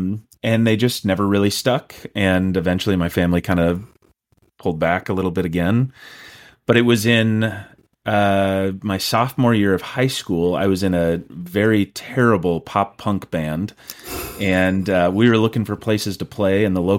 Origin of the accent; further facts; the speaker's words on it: Rosemount, Minnesota, United States; I grew up in Rosemount, Minnesota, so just south of the Twin Cities here, but most of my family's from northern Minnesota.